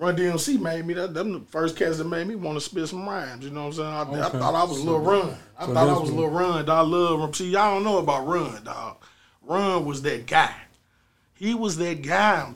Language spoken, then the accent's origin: English; St. Louis, Missouri, United States; also born or lived in Atlanta; I grew up on Sherry and Goodfellow